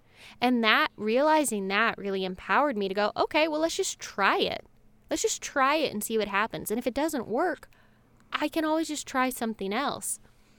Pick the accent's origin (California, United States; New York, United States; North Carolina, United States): North Carolina, United States; now in Los Angeles, United States; I grew up in North Carolina, and I moved to Los Angeles almost exactly 11 years ago.